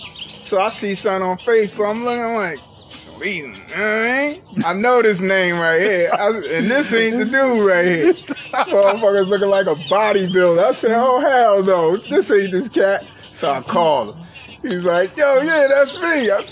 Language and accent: English; New York, United States; You from New York? Yeah, I'm from New York.